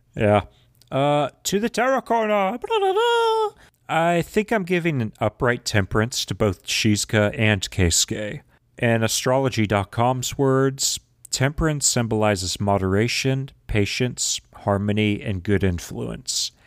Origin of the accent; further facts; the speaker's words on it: Texas, United States; accent: southern drawl; I'm Texan, I have a southern drawl